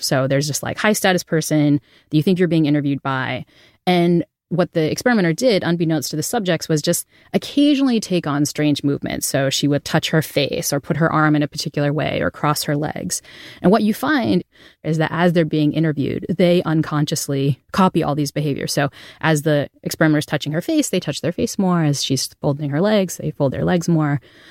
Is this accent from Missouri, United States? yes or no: no; New Bedford, Massachusetts, United States; accent: New Bedford accent; I grew up in New Bedford, Massachusetts, and had what to the uninitiated would sound like a terrible Boston accent.